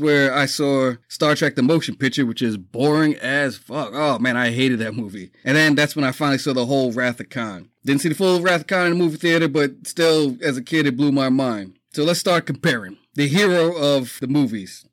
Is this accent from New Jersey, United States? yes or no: no; New York City, New York, United States; Growing up in the Bronx, lived in a multifamily house.